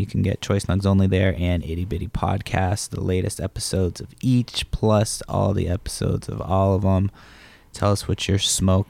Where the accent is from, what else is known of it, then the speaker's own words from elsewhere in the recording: Massachusetts, United States; also born or lived in San Francisco, California; I grew up in Massachusetts.